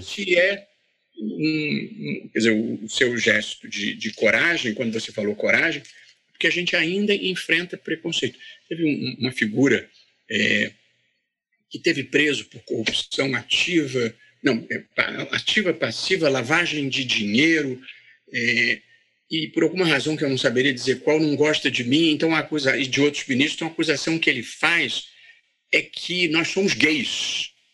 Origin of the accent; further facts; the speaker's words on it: Vassouras, Rio de Janeiro, Brazil; eu sou de Vassouras. Vassouras é uma adorável cidade no interior do Rio de Janeiro, fica duas horas do Rio